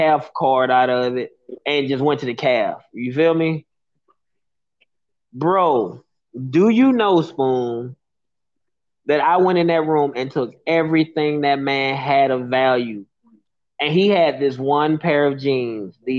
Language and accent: English; Birmingham, Alabama, United States; I was a kid from Birmingham that was raised in gang culture